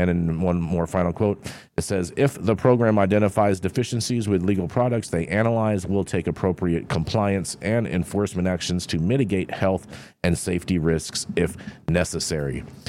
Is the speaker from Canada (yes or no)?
yes; Canada; I mean, I'm Canadian.